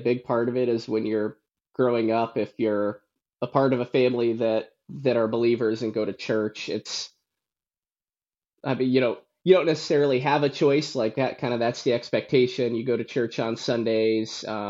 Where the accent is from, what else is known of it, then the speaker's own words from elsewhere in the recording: Warsaw, Indiana, United States; But yes, so I grew up in Warsaw, Indiana. I grew up in the church, went to church my whole life, to the same church that my mom went to and my grandma went to.